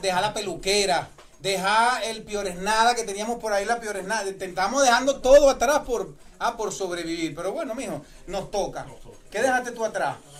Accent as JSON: {"language": "Spanish", "town": "Puerto La Cruz", "region": "Anzoátegui", "country": "Venezuela", "moved": "yes", "lives_now": "United States", "said": "yo soy de Puerto La Cruz"}